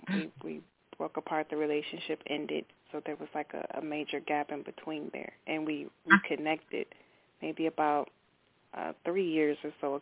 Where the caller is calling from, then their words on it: Milwaukee, Wisconsin, United States; I'm calling from Milwaukee, Wisconsin.